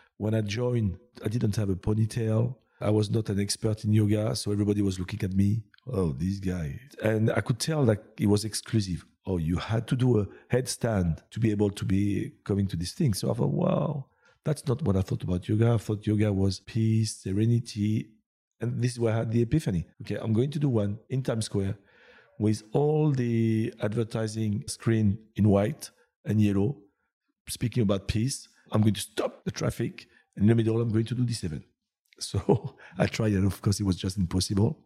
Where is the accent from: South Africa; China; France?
France; English is a second language; also born or lived in United Kingdom / Asia / Laguna Beach, California; now in Montreal, Canada; I was born in France, but I don't think I came from France.